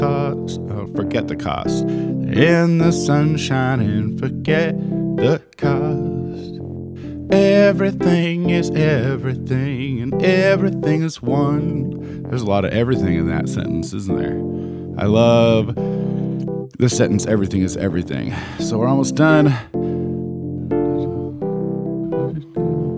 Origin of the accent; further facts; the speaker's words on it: Oregon, United States; I'm from Oregon